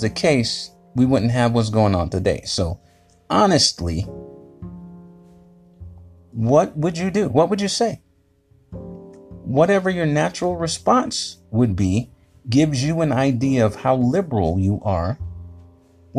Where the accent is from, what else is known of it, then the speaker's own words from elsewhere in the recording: Fayetteville, North Carolina, United States; moved away; I'm from Fayetnam and I survived 24 years.